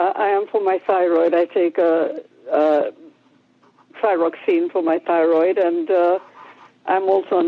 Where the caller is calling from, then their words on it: Warminster, South West England, United Kingdom; I'm calling from Warminster in England.